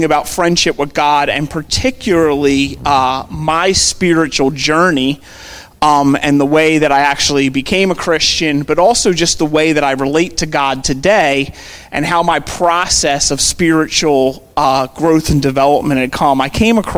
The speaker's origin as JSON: {"language": "English", "town": "Philadelphia", "region": "Pennsylvania", "country": "United States", "tie": "born or raised there", "said": "I grew up in Overbrook, so we go to Lankenol Medical Center right there on Lancaster Avenue"}